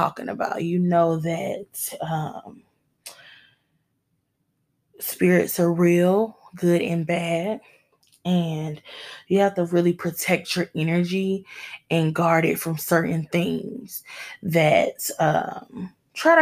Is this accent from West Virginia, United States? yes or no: no; Michigan, United States; my home state of Michigan, shout out to my home state